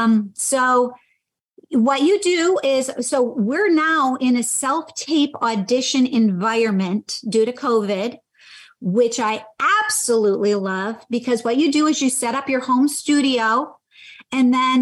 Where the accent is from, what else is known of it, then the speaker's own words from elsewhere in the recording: Michigan, United States; moved away; I'm from Michigan